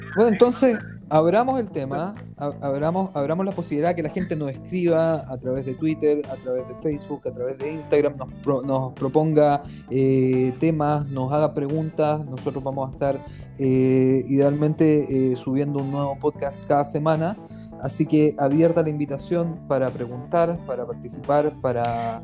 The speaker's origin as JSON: {"language": "Spanish", "country": "Chile", "moved": "yes", "lives_now": "Israel", "said": "nosotros como comunidad chilena de Israel"}